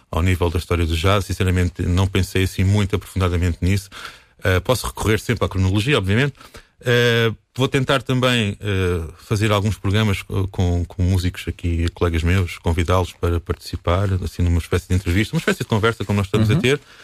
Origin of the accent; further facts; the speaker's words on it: Alcobaça, Portugal; sou daqui, sou de Alcoace, sou músico